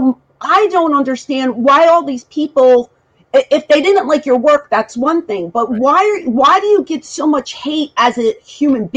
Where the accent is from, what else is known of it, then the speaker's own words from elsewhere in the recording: Philadelphia, Pennsylvania, United States; moved away; Originally, I'm from Philadelphia.